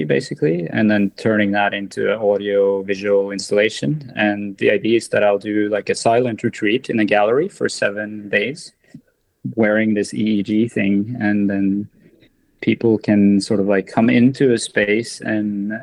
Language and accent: English; Norway; born or raised there